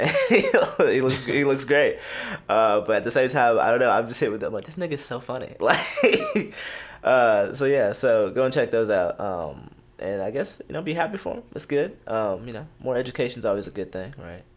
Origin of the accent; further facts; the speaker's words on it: Houston, Texas, United States; I'm from Houston